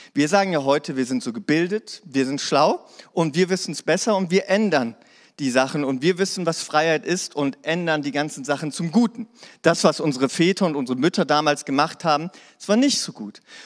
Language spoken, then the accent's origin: German; Hanover, Lower Saxony, Germany; now in Ravensburg, Germany; Ich komme aus Hannover.